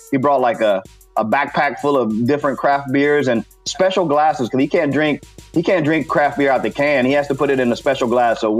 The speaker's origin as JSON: {"language": "English", "country": "Puerto Rico", "second_language": "English", "moved": "yes", "said": "I mean, I had to learn English when I moved here from Puerto Rico, so it's not even my native language, and I still speak both languages better than you."}